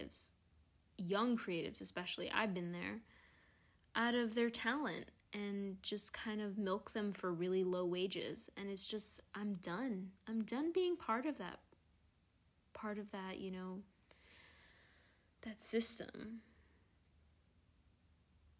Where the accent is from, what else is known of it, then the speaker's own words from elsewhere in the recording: New York, United States; as a New Yorker